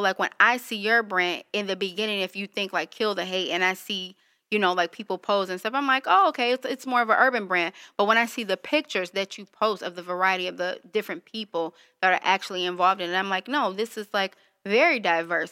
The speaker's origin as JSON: {"language": "English", "town": "Detroit", "region": "Michigan", "country": "United States", "tie": "born or raised there", "said": "I was born and raised in Detroit on the east side"}